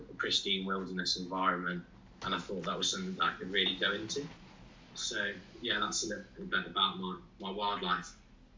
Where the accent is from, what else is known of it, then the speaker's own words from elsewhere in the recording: Worcestershire, West Midlands, United Kingdom; I was born in Worcestershire. I've always, you know, the family home has always been in Worcestershire